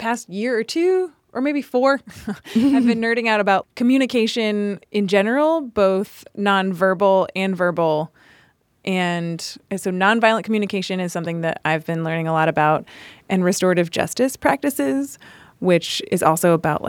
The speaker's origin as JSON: {"language": "English", "town": "Charlotte", "region": "North Carolina", "country": "United States", "tie": "born or raised there", "also_born_or_lived": "Princeton", "moved": "as an adult", "lives_now": "Chicago, United States", "said": "I grew up in North Carolina, in Charlotte, but I went to Princeton."}